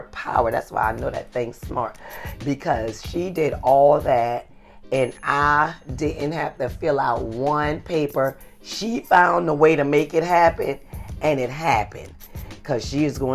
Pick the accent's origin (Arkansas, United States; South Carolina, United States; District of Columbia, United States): South Carolina, United States; accent: Geechee; moved away; I'm from South Carolina, and I wanted to bring up, I've been giving her lessons on how to talk Geechee